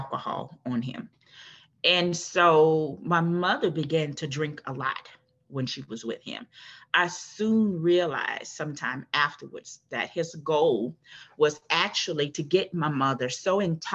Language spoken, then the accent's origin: English; New Orleans, Louisiana, United States; also born or lived in Prairieville, Louisiana; I am originally from New Orleans, born and raised in New Orleans.